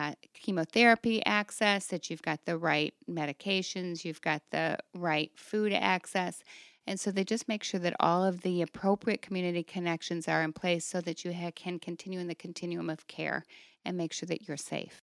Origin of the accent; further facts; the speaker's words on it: Toledo, Ohio, United States; I came back to my hometown in the Toledo area